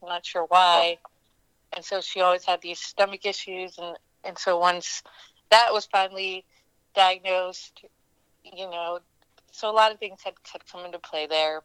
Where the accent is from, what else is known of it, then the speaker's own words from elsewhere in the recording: PA, about an hour outside of Pittsburgh, Pennsylvania, United States; also born or lived in Delhi, India; I was born in Delhi, actually. I stayed there for a few years and then grew up in uh, PA, about an hour outside of Pittsburgh